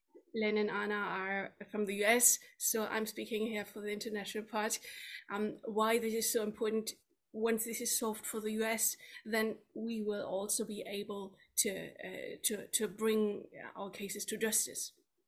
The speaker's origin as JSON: {"language": "English", "country": "United Kingdom", "said": "Yeah, I'm from the UK."}